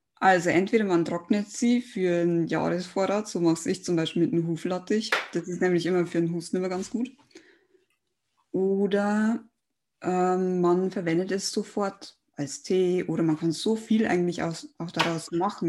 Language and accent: German; Germany; bei uns in Deutschland